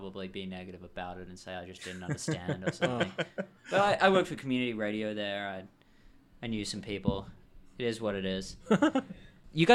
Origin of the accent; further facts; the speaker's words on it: Perth, Western Australia, Australia; now in Vancouver, Canada; We're from Perth, same as